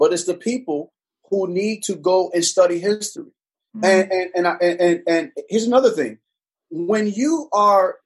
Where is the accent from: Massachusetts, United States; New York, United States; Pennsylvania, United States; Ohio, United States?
New York, United States; New York City; also born or lived in Panama / Virginia; now in Richmond, United States; I was born in Panama, raised in Brooklyn, New York, moved to Virginia, came to Richmond